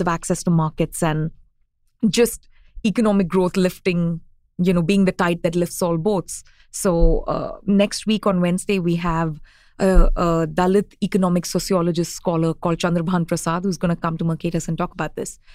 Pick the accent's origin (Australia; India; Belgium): India; New Delhi, Delhi; moved away; also born or lived in Tamil Nadu; I grew up in New Delhi